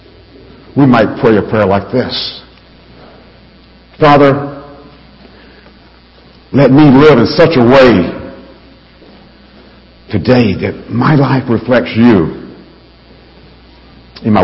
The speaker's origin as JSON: {"language": "English", "region": "Alabama", "country": "United States", "tie": "born or raised there", "said": "I grew up in Alabama."}